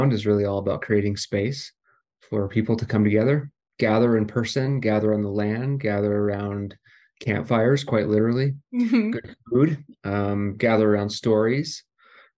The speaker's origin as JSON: {"language": "English", "area": "Tom Miner Basin", "region": "Montana", "country": "United States", "tie": "born or raised there", "said": "I grew up in Montana in a small ranching community right on the edge of Yellowstone Park, a place called Tom Miner Basin"}